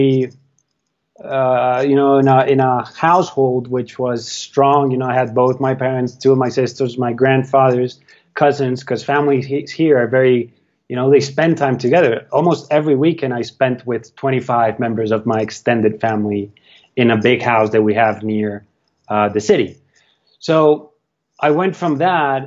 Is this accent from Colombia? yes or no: yes; Colombia; where I grew up in Colombia, it's a very entrepreneurial city because it's in the middle of the mountains, in the middle of the Andes.